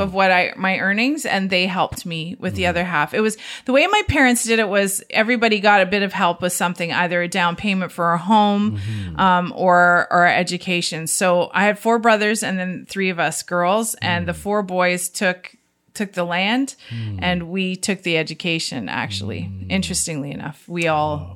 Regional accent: Niagara-on-the-Lake, Ontario, Canada; I grew up in Niagara on the Lake on a mm. fruit farm

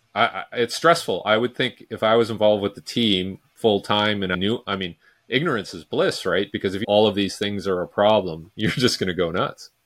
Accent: Vancouver, British Columbia, Canada; I'm from Vancouver, British Columbia

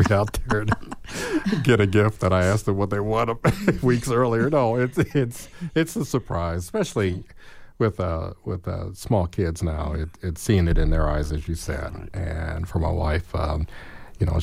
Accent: Gary, Indiana, United States; now in Monroe County, United States; I'm from Gary, and we got snow drifts, and we got lake effect, and I was one who shoveled driveways

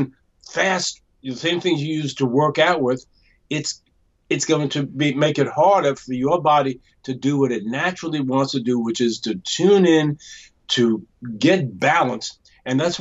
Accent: New York, United States; I also come from New York

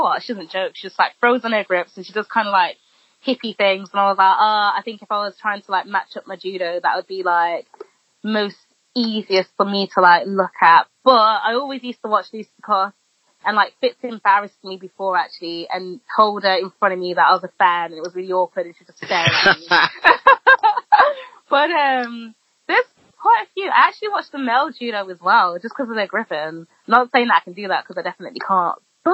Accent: Birmingham, West Midlands, United Kingdom; I'm from Birmingham

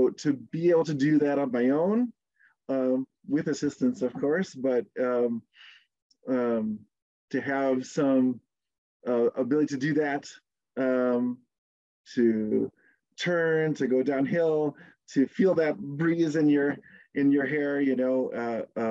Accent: Southeast Michigan, United States; I grew up in Southeast Michigan

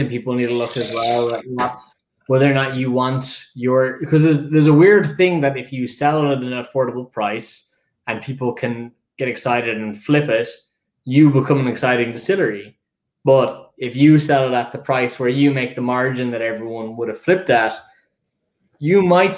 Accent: Dublin, Leinster, Ireland; accent: Dublin; I am a dub.

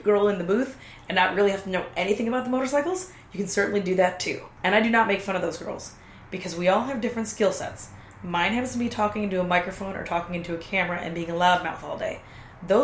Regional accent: Kentucky, United States; I am from Kentucky

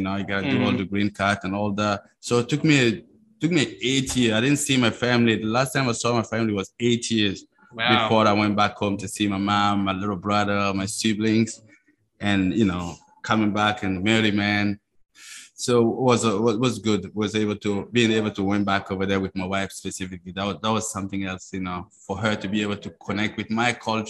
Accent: Burkina Faso; first language Mooré; English is a second language; is my native language. It's my ethnicity is called Mosi.

